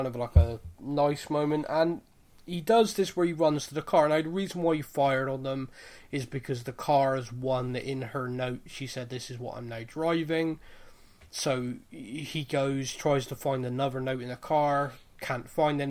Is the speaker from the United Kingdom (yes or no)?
yes; United Kingdom; being a Brit